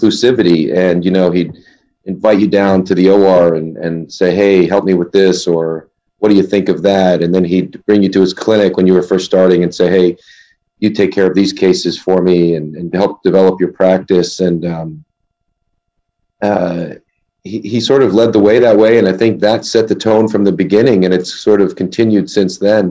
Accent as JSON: {"language": "English", "region": "New York area", "country": "United States", "tie": "born or raised there", "also_born_or_lived": "California / Boston / Connecticut", "moved": "as an adult", "lives_now": "New Jersey, United States", "said": "I grew up in the New York area, really just outside of New York City"}